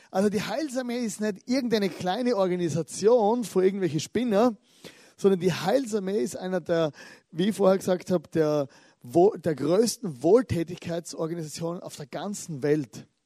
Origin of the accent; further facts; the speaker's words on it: Styria, Austria; born there; ich bin geboren in der Südsteiermark in Österreich, also die Südsteier, dort wo ich geboren bin. Oder das ist ein kleines Dorf, 500 Einwohner.